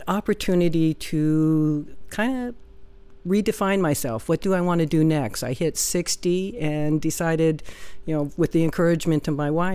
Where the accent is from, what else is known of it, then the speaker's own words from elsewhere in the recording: Oklahoma, United States; moved away; I'm from Oklahoma